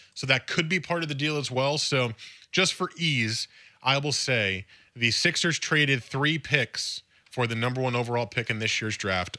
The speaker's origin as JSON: {"language": "English", "region": "East Coast", "country": "United States", "tie": "born or raised there", "said": "I grew up on the East Coast"}